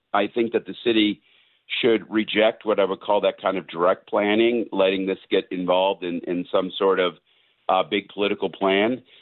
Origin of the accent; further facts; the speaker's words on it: Southern California, United States; I'm from Southern California originally